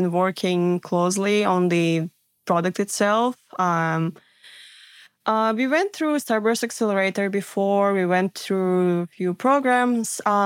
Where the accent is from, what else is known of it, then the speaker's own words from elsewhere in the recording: Siberia, Russia; moved away; I grew up in Siberia